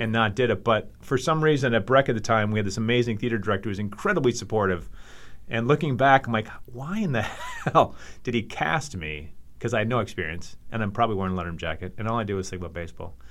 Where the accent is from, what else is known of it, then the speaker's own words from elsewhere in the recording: Hopkins, Minnesota, United States; also born or lived in Los Angeles; I grew up in Hopkins